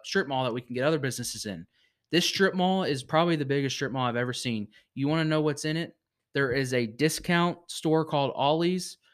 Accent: Virginia, United States; moved away; my hometown in Virginia.

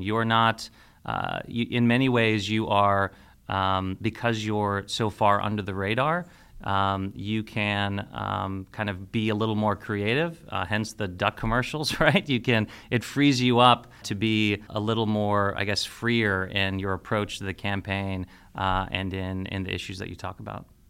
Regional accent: Beavercreek, Ohio, United States; also born or lived in Washington, D.C. / Cincinnati, Ohio; I was born and raised in Ohio

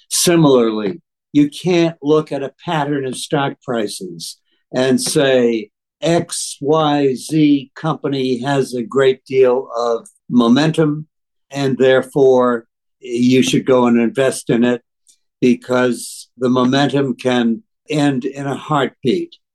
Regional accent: Boston, Massachusetts, United States; I grew up in Boston

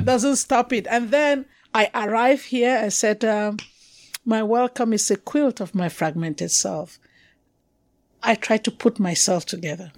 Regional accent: Cameroon; accent: Anglophone; moved away as an adult; also born or lived in Yaoundé, Cameroon; I'm originally from Cameroon, so they know I'm African

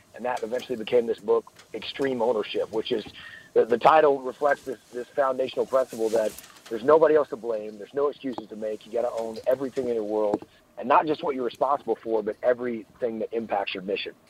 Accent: Piney Woods, southeast Texas, United States; moved away as an adult; also born or lived in Annapolis, Maryland / San Diego, California; I am from deep southeast Texas, what we call the Piney Woods

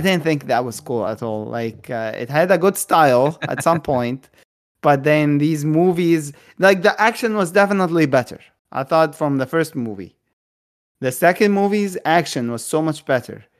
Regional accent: Egypt; I'm Egyptian. I was born in Egypt. I was raised in Egypt

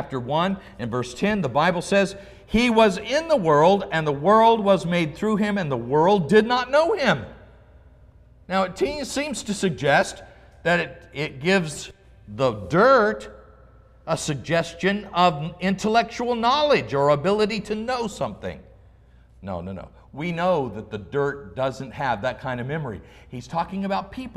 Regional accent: Oregon, United States; I grew up in Oregon

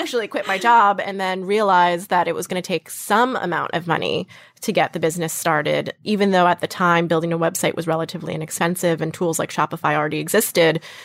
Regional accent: Western Massachusetts, United States; moved away as an adult; also born or lived in New York; So I'm from Western Massachusetts, not Boston

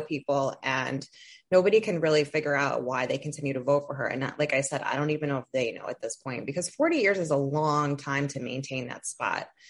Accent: Toledo, Ohio, United States; moved away; I'm from Toledo. I don't live in Toledo anymore

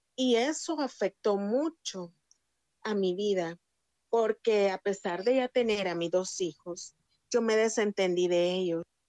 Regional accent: San Salvador, El Salvador; Nací en El Salvador, soy del Salvador y nací en San Salvador

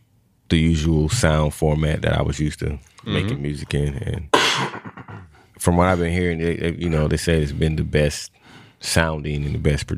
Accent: Atlanta, Georgia, United States; also born or lived in Savannah, Georgia; I'm from Savannah. I was born in Savannah, but I moved to Atlanta when I was like 5.

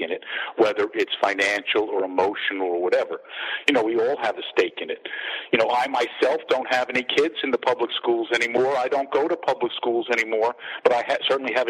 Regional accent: Long Island, New York, United States; moved away; I'm from Long Island originally

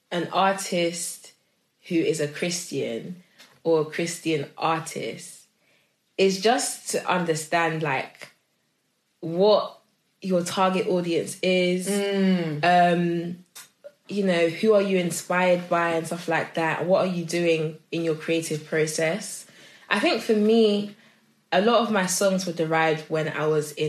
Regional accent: Nigeria; I am Nigerian and it is in my blood

